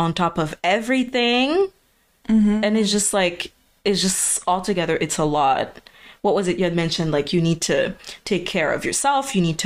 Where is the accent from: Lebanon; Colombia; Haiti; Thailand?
Haiti; moved away; coming from the background, like Haitian background, we grew up in Haiti